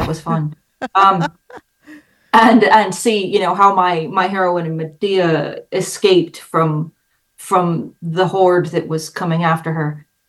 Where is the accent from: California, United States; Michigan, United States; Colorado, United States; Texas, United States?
California, United States; Los Angeles; moved away; I am from LA.